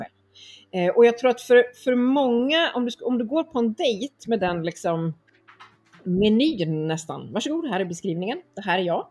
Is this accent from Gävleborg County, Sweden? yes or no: no; Örebro, Örebro County, Sweden; moved away as an adult; also born or lived in Stockholm; Jag kommer från Örebro där jag nu också eh, bor igen efter ett antal år i, i eh, Stockholm.